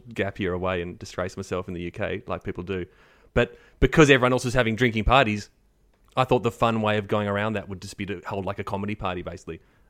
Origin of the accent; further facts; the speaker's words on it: Frankston, Victoria, Australia; I grew up in Frankston